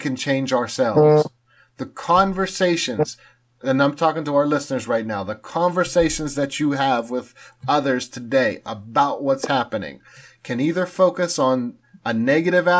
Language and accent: English; Pittsburgh, Pennsylvania, United States; I grew up in Pittsburgh.